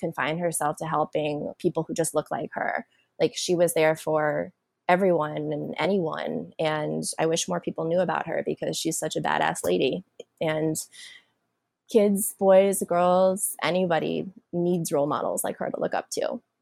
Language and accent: English; Washington, District of Columbia, United States; born or raised there; also born or lived in South Korea